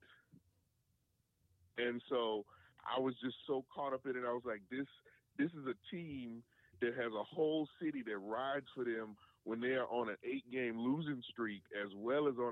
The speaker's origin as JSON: {"language": "English", "region": "Arkansas", "country": "United States", "also_born_or_lived": "New Orleans, Louisiana", "moved": "yes", "lives_now": "Dallas, United States", "said": "I'm from Arkansas"}